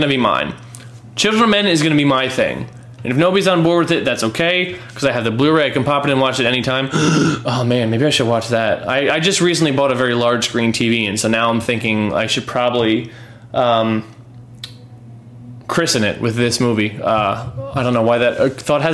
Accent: New York City, New York, United States; As a New Yorker

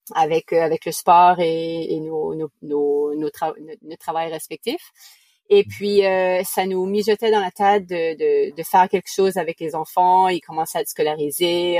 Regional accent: New Brunswick, Canada; accent: Acadian; first language French; moved away; Je suis originaire du Nouveau-Brunswick au Canada, donc d'origine canadienne

